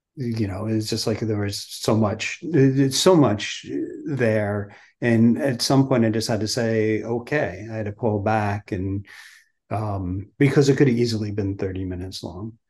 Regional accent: New Jersey, United States; we grew up in New Jersey

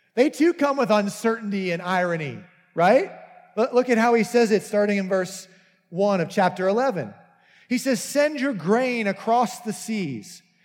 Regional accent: United States

